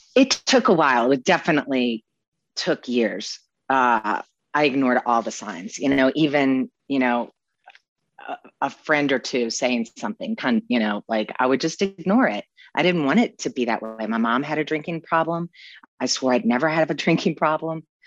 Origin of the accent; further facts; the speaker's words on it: New Orleans, Louisiana, United States; growing up in New Orleans